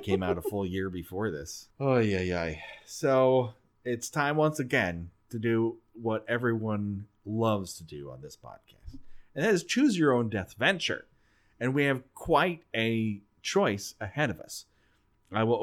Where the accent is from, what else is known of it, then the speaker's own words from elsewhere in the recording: Southern California, United States; we grew up in Southern fucking California